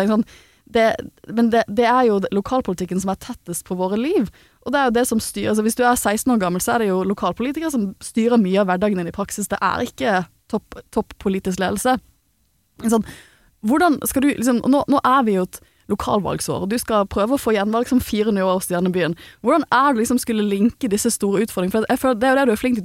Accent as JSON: {"language": "Norwegian", "town": "Bergen", "region": "Vestland", "country": "Norway", "said": "jeg er jo fra Bergen"}